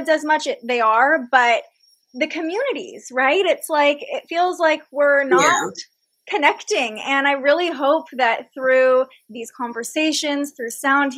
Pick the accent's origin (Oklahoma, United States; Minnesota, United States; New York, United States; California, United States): California, United States; Fair Oaks; I grew up in Sacramento and I grew up in the suburbs. I grew up in Fair Oaks